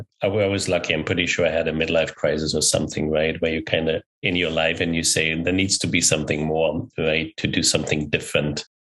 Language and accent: English; Germany; also born or lived in Pilsen, Czech Republic / Austria; now in California, United States; When I was born in Czech Republic, I grew up in Germany. I went 10 years to Austria. I've been now here in California for 17 years.